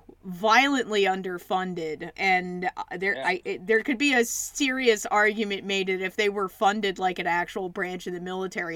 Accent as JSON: {"language": "English", "town": "Philadelphia", "region": "Pennsylvania", "country": "United States", "said": "I'm from Philly"}